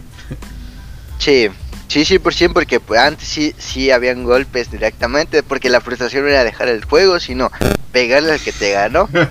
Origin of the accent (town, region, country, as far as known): Mexico